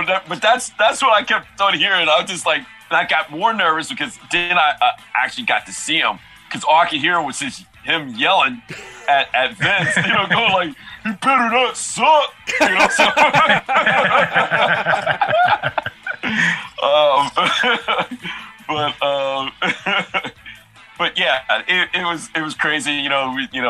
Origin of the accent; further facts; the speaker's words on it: Maryland, United States; moved away as an adult; now in Los Angeles, United States; I moved from Maryland